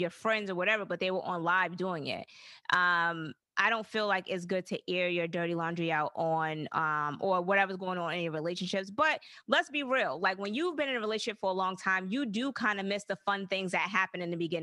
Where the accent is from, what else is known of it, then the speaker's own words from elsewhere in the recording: the South, United States; I was raised in the South